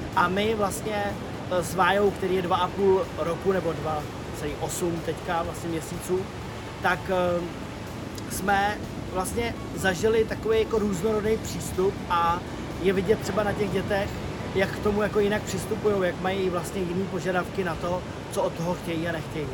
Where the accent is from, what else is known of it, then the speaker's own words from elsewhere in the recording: Bohemia, Czechia; u nás v Čechách